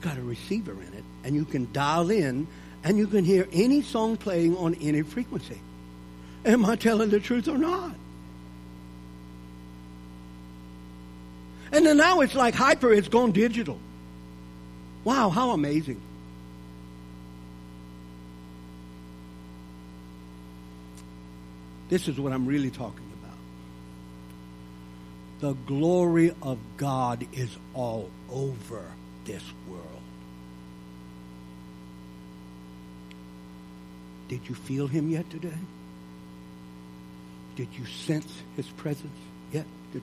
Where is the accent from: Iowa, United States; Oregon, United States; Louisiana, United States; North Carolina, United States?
Louisiana, United States; I was raised in Louisiana